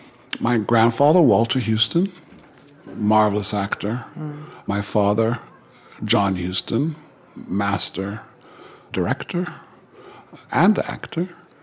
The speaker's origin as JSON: {"language": "English", "town": "Rome", "region": "Lazio", "country": "Italy", "tie": "born there", "said": "I was born in Rome. My father was making a film called The Bible."}